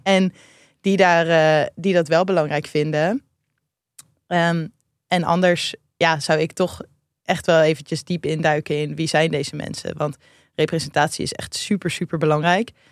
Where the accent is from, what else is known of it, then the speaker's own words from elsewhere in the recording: Rotterdam, South Holland, Netherlands; wij komen allebei uit Rotterdam.